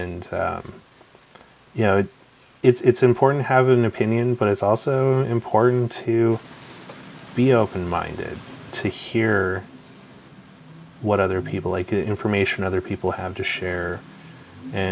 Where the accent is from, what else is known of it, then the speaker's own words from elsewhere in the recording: Canada; also born or lived in Calgary, Alberta; I'm also a Canadian, you know, born and raised here.